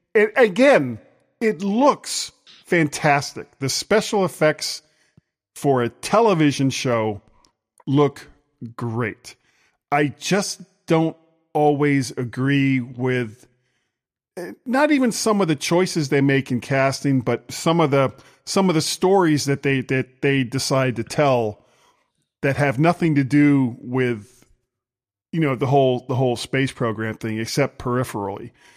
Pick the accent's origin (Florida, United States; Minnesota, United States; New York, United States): Florida, United States; I'm from Florida